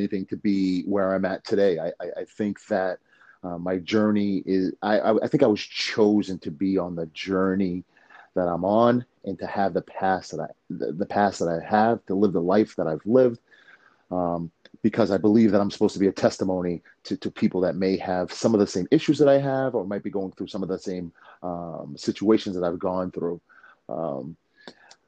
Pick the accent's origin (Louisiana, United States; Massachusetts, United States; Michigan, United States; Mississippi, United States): Massachusetts, United States; Leominster; also born or lived in Queens, New York; My mother moving her family, her three kids to Massachusetts